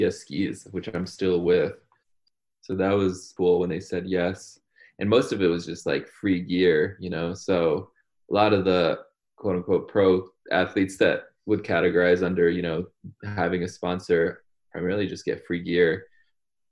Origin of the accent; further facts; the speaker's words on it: Glastonbury, Connecticut, United States; also born or lived in India; now in Montana, United States; I was growing up in Connecticut, which is a very white community in Glastonbury